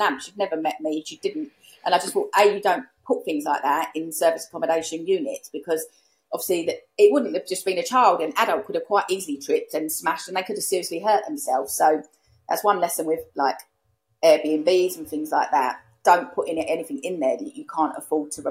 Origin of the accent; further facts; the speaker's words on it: United Kingdom; accent: Essex; also born or lived in East London; I'm East London. I'm from Essex. I live in Essex now. So obviously, I do sound a certain way